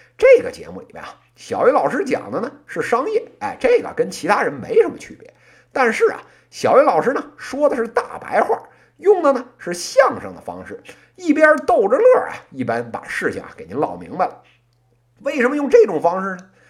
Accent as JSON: {"language": "Chinese", "region": "Beijing", "country": "China", "tie": "born or raised there", "accent": "Beijing accent (northern city)", "said": "咱就正经生在北京，长在北京，到今天呢都快四十年了，您非要说啊，我这北京口音不标准"}